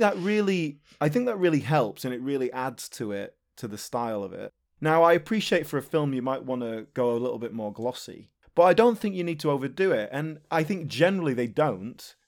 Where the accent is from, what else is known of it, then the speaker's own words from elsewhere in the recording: near Leeds, Yorkshire and the Humber, United Kingdom; when I was a teenager, uh, growing up near Leeds